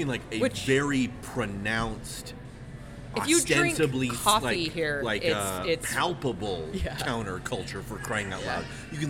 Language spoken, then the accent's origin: English; Ohio, United States; also born or lived in Southern California; now in Salt Lake City, United States; East Coast, Ohio is where I'm from.